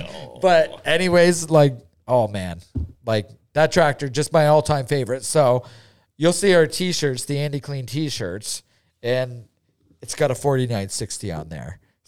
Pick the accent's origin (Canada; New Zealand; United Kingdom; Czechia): Canada